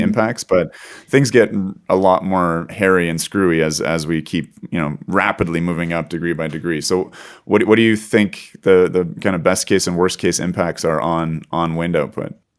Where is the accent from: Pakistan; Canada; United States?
Canada; as a Canadian, not even living in the north of Canada, but experiencing some uh, unusual northern weather in the south part of Canada